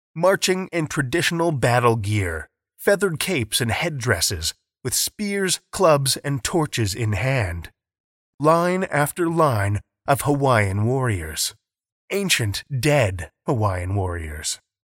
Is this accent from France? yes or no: no; Saskatoon, Saskatchewan, Canada; my hometown of Saskatoon